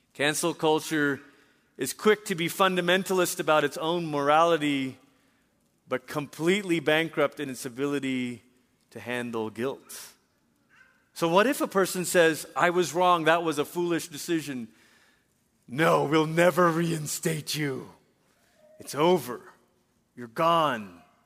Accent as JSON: {"language": "English", "country": "Malaysia", "tie": "born or raised there", "also_born_or_lived": "Portland, Oregon, United States", "said": "I was in middle school, my sister in high school, and we moved back to Malaysia"}